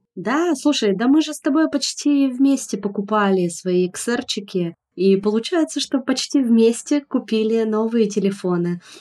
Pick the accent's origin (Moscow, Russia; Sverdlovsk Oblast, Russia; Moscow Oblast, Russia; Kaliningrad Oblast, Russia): Sverdlovsk Oblast, Russia; Yekaterinburg; moved away as an adult; now in Tbilisi, Georgia; я не уехала в Петербург из Екатеринбурга